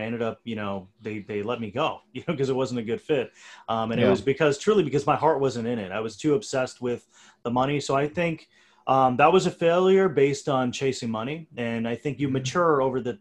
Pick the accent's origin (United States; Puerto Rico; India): India; I'm from India.